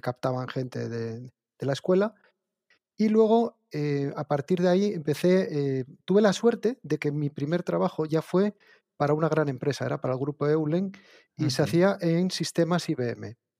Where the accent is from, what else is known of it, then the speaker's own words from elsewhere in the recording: Asturias, Spain; yo lo que hice fue un grado de formación profesional de segundo grado aquí en Asturias